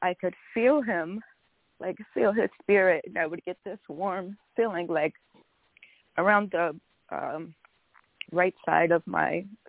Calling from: Buffalo, New York, United States; I'm calling from Buffalo, New York.

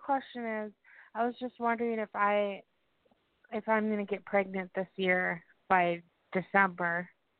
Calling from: Minnesota, United States; I'm calling from Minnesota.

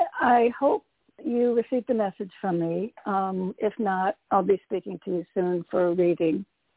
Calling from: Connecticut, United States; Hey, Toni, it's … from Connecticut.

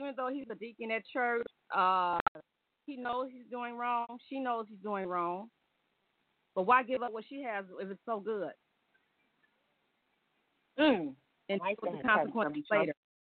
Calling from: Detroit, Michigan, United States; from Detroit.

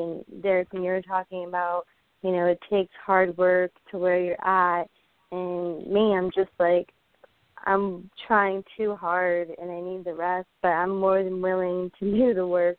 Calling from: St. Cloud, Florida, United States; Hi. St. Cloud, Florida.

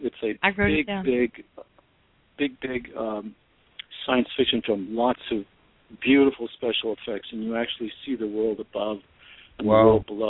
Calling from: Los Angeles, California, United States; Hi, this is …. I'm in Los Angeles.

